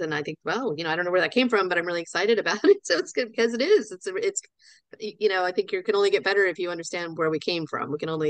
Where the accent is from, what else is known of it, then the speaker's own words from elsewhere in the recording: Florida, United States; now in Frederick, United States; I grew up in South Florida. So to go anywhere, we went through Atlanta, because, you know, I growing up thought, oh, everyone flies through Atlanta because that's what you do.